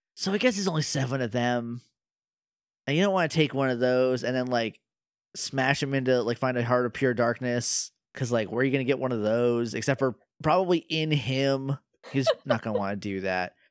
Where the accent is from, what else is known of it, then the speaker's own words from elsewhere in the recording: New Hampshire, United States; moved away; I'm from New Hampshire